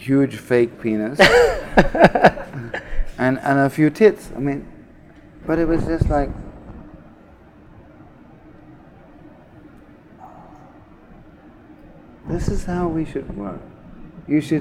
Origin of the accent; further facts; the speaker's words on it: Australia; I was born in Australia, right? And my mother is like VIP at the Sydney Film Festival